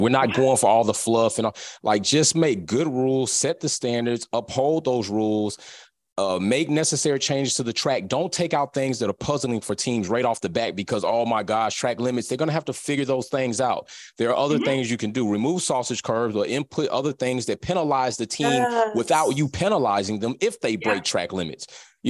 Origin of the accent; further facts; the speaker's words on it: United States; I am American